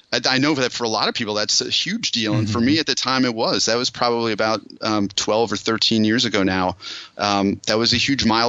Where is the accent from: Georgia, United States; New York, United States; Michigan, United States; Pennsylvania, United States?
Pennsylvania, United States; Allentown; moved away as an adult; also born or lived in Boulder, Colorado; I grew up near Allentown, Pennsylvania.